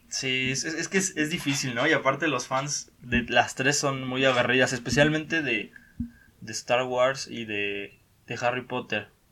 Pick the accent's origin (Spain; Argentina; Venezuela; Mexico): Mexico; Yo pienso que los mexicanos somos muy orgullosos de, de, nuestro, de nuestro país